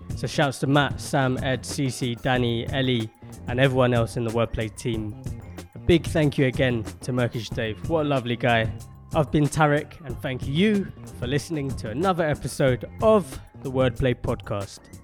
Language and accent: English; London, United Kingdom; I grew up in Peckham and the gentrification of Peckham.